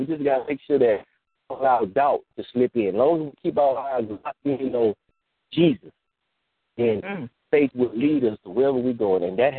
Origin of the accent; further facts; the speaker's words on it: Georgia, United States; Look, I came from Georgia. I can't go back because I did so much, I kind of burnt my bridges. I can't go back. I don't have nowhere to go back to.